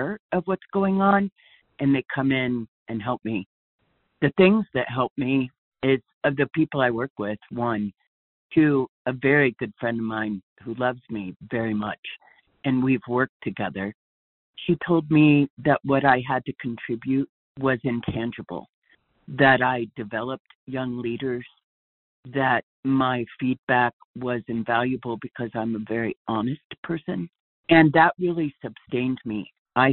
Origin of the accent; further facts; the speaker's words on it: Denver, Colorado, United States; I'm from Denver, Colorado